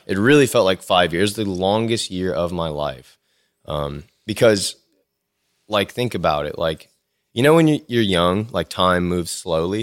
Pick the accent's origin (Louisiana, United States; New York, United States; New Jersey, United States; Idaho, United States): Louisiana, United States; Lafayette; also born or lived in Baton Rouge, Louisiana / Austin, Texas; I'm from Lafayette, Louisiana. I was born here. Um, I lived here till I finished high school